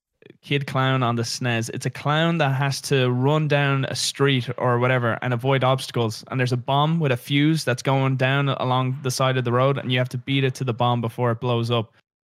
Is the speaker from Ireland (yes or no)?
yes; Dublin, Leinster, Ireland; I grew up in the city. So I grew up in Dublin.